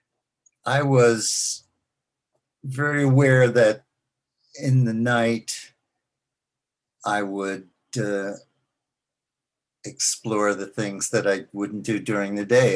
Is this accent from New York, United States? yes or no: yes; New York City, New York, United States; I grew up in Forest Hills, New York, which is also the home of Michael Landon